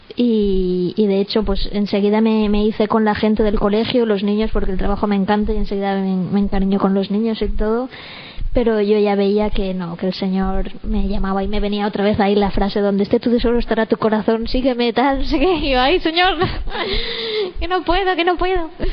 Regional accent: Valencia, Valencian Community, Spain; now in San Mateo, Spain; soy de Valencia

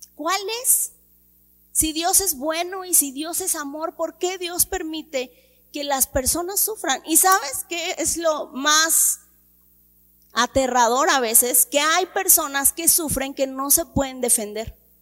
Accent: Mexico; desde que yo nací hay crisis en mi país. Desde que yo nací. Incluso a mí me tocó que devaluaran el peso mexicano

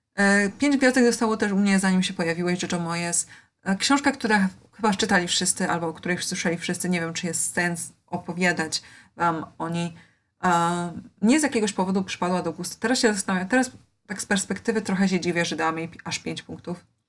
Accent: Poland; ja wychowywałam się w Polsce

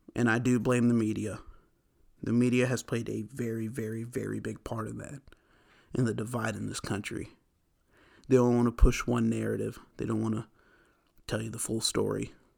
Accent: United States; I'm an American

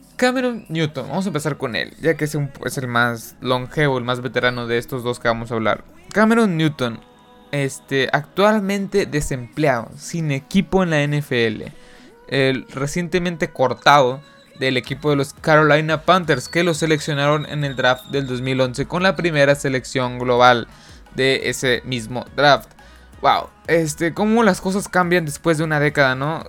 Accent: Mexico; aquí en mi país en México

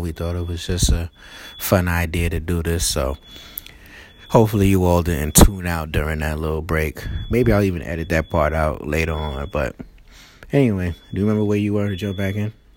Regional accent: New York City, New York, United States; I'm from Queens, New York

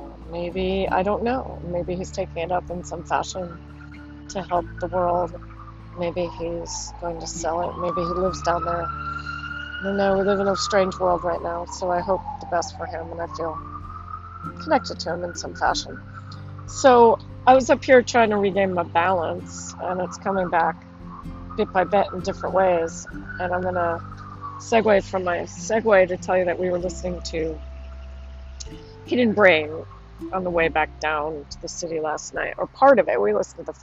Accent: East Coast, United States; also born or lived in Rochester, upstate New York (dialect quiz result); now in California, United States; I'm from the East Coast

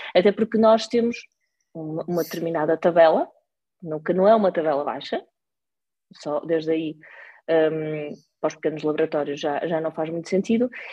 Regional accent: Porto, Norte, Portugal; eu sou do Porto, uh, vivi lá quase a, a minha vida

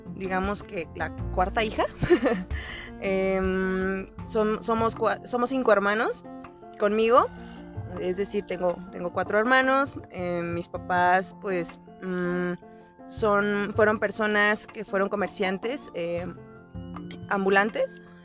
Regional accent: Querétaro, Mexico; Soy de Querétaro

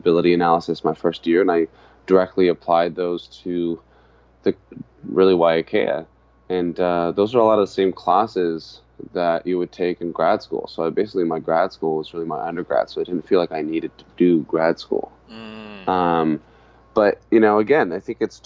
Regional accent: Santa Barbara, California, United States; also born or lived in Hawaii; I grew up in Santa Barbara, but I spent my summers and my winters with my family in Hawaii

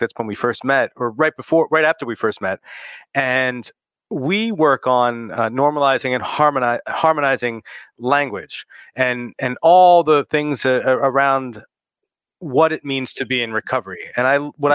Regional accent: New Jersey, United States; my home state of New Jersey.

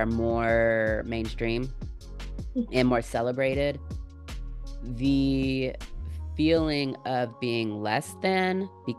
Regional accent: Jamaica; I'm from Jamaica. I grew up, they told me I can do whatever I want, and wherever I am is where I'm supposed to be.

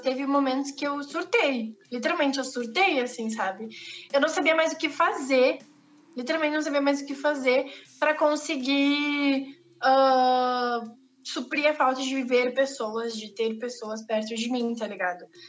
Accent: Rio Grande do Sul, Brazil; accent: gaúcho; A gente fala muito rápido e a gente fala cantado

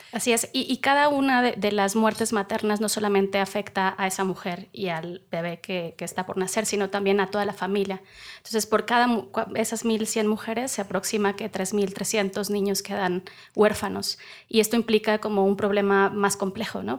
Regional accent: Veracruz, Mexico; soy veracruzana

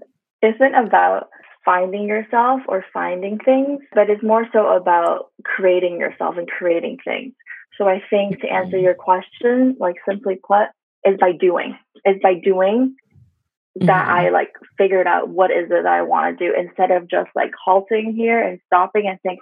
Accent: Canada; being like Asian Canadian, being Chinese Canadian

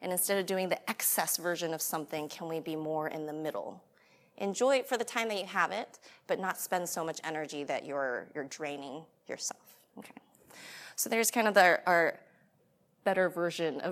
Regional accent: United States; I'm American

